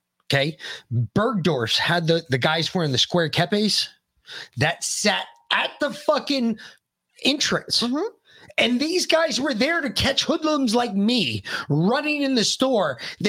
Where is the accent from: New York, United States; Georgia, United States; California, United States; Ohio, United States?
New York, United States; New York City; We grew up in New York City.